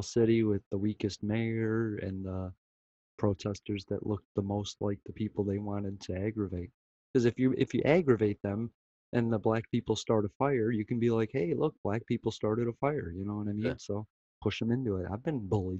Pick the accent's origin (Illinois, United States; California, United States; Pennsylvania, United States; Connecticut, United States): Illinois, United States; Chicago; my hometown Chicago